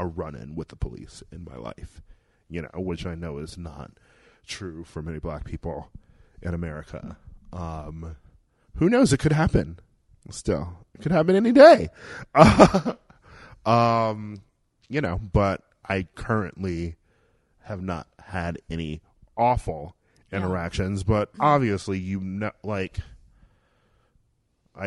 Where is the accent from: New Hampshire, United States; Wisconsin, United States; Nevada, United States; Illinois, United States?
Wisconsin, United States; Milwaukee; moved away; I grew up in Milwaukee, Wisconsin